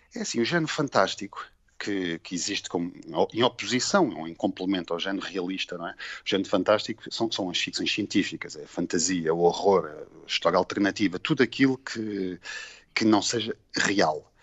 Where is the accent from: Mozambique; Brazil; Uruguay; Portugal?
Portugal; Cascais, Lisbon; eu sou aqui de Cascais, eh, uhum. vivo em Cascais, apesar de ter nascido em Lisboa